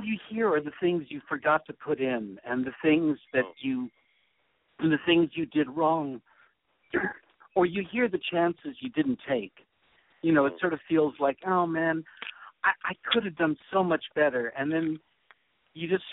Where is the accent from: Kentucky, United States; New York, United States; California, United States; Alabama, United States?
New York, United States; New York City; I grew up in New York